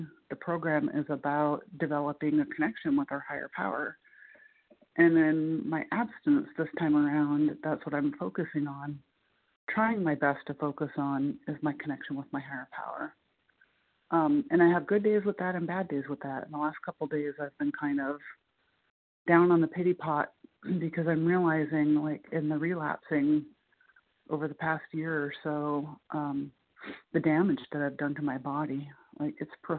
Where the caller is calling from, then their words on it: Muncie, Indiana, United States; calling in from Muncie, Indiana.